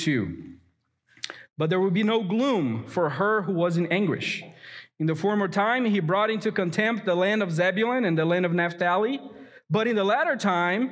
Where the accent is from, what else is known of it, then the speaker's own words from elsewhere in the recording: Brazil; now in United States; My earthly heritage may be Brazilian.